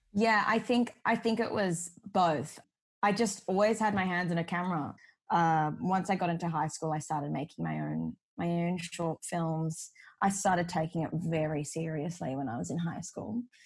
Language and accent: English; Sydney, New South Wales, Australia; I've grown up in Sydney. This is my hometown